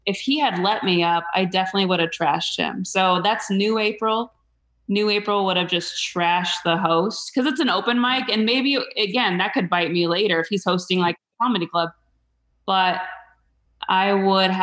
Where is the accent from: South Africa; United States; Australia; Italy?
United States; Mesa, Arizona; I grew up in Mesa